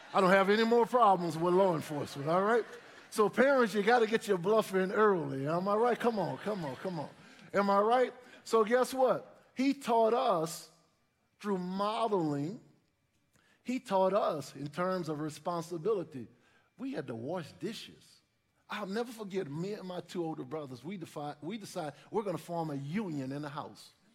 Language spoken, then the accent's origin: English; New Orleans, Louisiana, United States; growing up in New Orleans, two older brothers, my parents sent us to church.